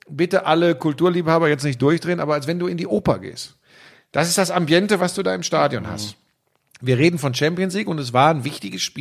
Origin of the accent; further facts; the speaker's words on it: North Rhine-Westphalia, Germany; da bin ich aber wirklich so vielleicht auch ein Kind des Ruhrgebiets.